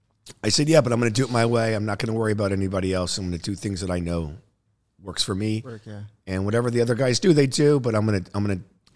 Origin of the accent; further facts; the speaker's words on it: Naples, Florida, United States; I grew up in Naples, Florida, in a retirement community. Yeah. Not that privileged, but you know, I wasn't like fighting for a meal.